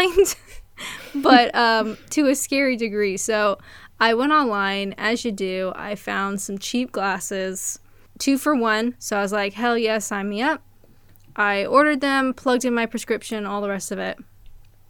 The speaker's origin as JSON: {"language": "English", "country": "Canada", "said": "I'm Canadian"}